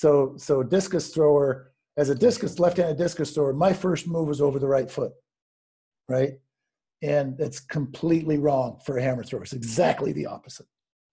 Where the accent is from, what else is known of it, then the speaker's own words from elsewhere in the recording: United States; that we learn as American athletes. And especially for males, we learn a lot in football that really doesn't work.